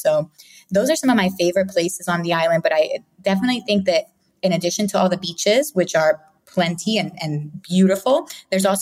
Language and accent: English; Philadelphia, Pennsylvania, United States; also born or lived in Puerto Rico; now in Rio Grande, Puerto Rico; I actually was born in Puerto Rico, but I only lived there till I was six, and then I grew up in Philadelphia.